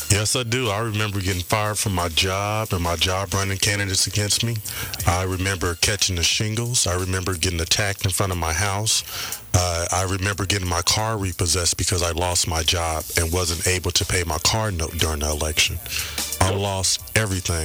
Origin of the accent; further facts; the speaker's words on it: Compton, California, United States; I am a product of Compton. I was raised in Compton.